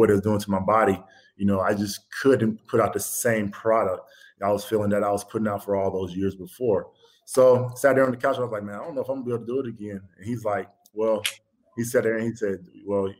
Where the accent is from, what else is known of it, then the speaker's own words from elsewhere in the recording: Georgia, United States; I'm from Georgia. We don't do nothing on ice